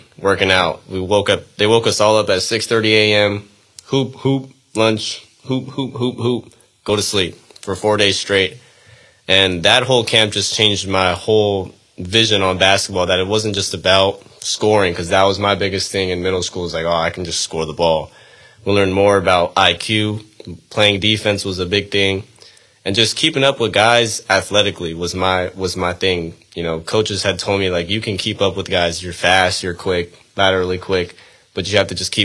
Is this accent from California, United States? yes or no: yes; Oxnard, California, United States; also born or lived in Maine; I grew up in the Oxnard area. More particularly, Silver Strand